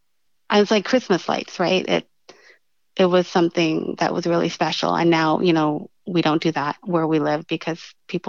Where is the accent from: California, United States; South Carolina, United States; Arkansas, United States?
California, United States; Sacramento; now in Elk Grove, United States; growing up in South Sacramento.